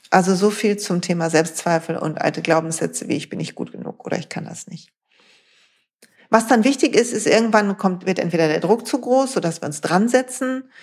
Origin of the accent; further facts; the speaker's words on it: North Rhine-Westphalia, Germany; Weil, Freunde, ich komme aus dem Ruhrpott.